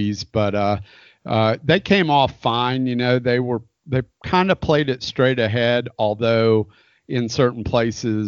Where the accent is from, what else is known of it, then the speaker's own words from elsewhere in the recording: Florida, United States; I was born and raised in Florida